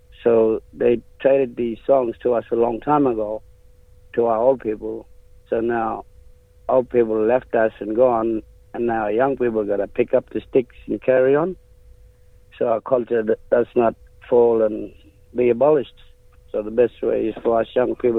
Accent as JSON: {"language": "English", "town": "Warmun", "region": "Western Australia", "country": "Australia", "said": "where I come from, we come from Woman, Turkey Creek, and us Murong people"}